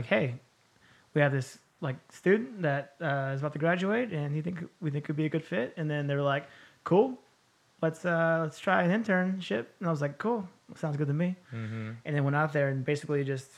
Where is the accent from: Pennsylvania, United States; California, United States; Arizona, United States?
California, United States; El Cerrito; also born or lived in Berkeley, California / Martinez, California / Chico, California; I'm from the Bay, born in Berkeley